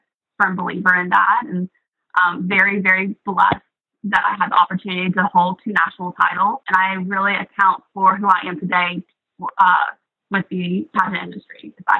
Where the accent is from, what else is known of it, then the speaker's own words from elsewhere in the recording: Aiken, South Carolina, United States; accent: deep Southern; now in New York, United States; I grew up in Aiken, South Carolina. It's more of a retirement community. It's a very small, small town.